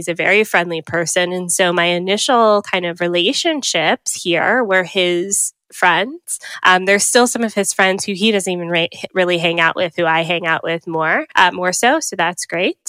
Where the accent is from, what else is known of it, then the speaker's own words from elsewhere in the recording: Atlanta, Georgia, United States; moved away as an adult; also born or lived in Miami, Florida; now in Canada; lived in Georgia for up until I was 24